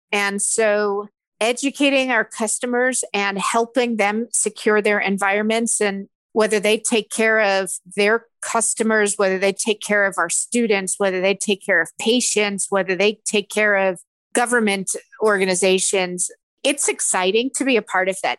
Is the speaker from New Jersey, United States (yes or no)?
no; Philadelphia, Pennsylvania, United States; I'm from Philadelphia